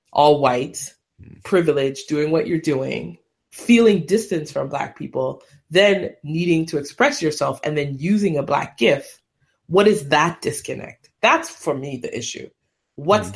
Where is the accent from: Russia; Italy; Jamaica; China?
Jamaica; as a Jamaican